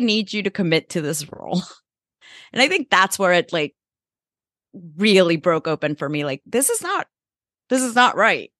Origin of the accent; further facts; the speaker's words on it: El Salvador; moved away; also born or lived in Mexico; I grew up in El Salvador